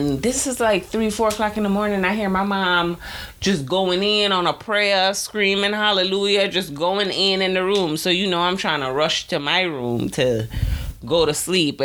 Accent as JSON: {"language": "English", "country": "Jamaica", "said": "I am Jamaican."}